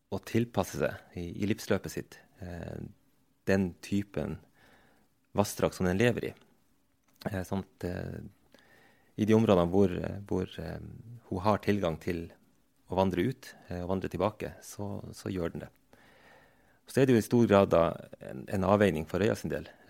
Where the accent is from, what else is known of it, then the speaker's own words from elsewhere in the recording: Troms og Finnmark, Norway; also born or lived in Vadsø / Tana; jeg vokste opp eh, i Øst-Finnmark